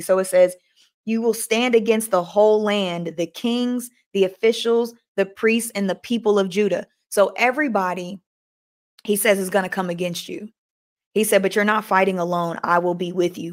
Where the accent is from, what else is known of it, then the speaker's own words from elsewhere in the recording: Oakland, California, United States; I'm from Oakland